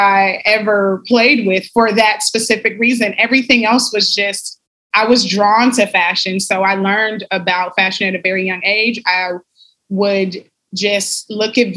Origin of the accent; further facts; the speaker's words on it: Compton, California, United States; I am from LA. LA is a beautiful city that is dear to my heart, but I grew up in Compton, in the Compton area.